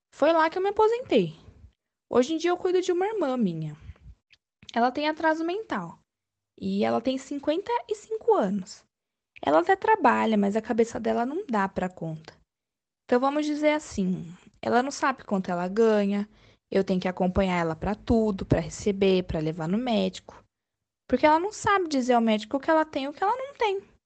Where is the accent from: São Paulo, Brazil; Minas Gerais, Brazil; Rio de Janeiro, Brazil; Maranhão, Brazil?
Minas Gerais, Brazil; Paraguaçu; also born or lived in Eloi Mendes / Poços de Caldas / Campinas; now in Hortolândia, Brazil; Eu nasci em outubro de 54, em Eloy Mendes, Minas Gerais. Mas eu acho que uns 12 anos eu morei em Paraguaçu, que fica em Minas também